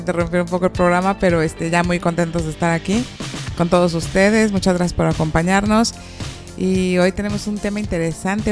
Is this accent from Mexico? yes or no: yes; Mexico; yo soy una mexicana muy mexicana